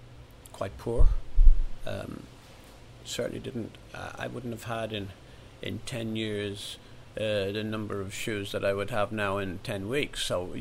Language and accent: English; Ireland; And the reason why I'm so involved in this is really because I know what it was like growing up in Ireland